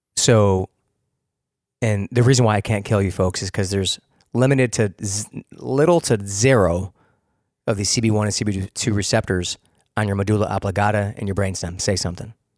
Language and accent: English; Rochester, New York, United States; also born or lived in Hilton, New York; I'm a city kid from the tenth ward.